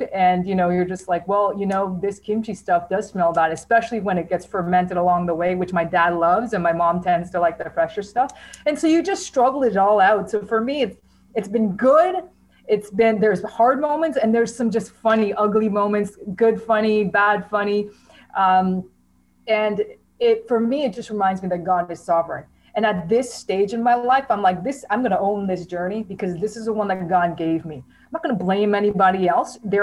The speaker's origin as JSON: {"language": "English", "town": "Mississauga", "region": "Ontario", "country": "Canada", "tie": "born or raised there", "said": "I grew up in Mississauga in like the 90s"}